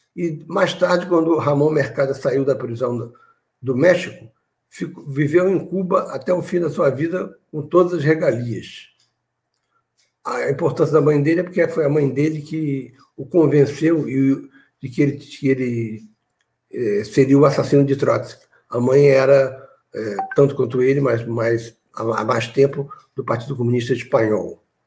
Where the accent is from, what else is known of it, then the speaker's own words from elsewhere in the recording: Nova Iguaçu, Rio de Janeiro, Brazil; quando eu era adolescente em Nova Iguaçu